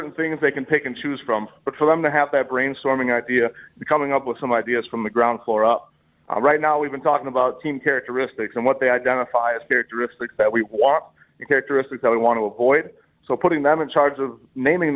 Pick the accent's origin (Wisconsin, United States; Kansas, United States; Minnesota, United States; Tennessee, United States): Wisconsin, United States; Greenfield; I'm from about Highway 100 in Greenfield there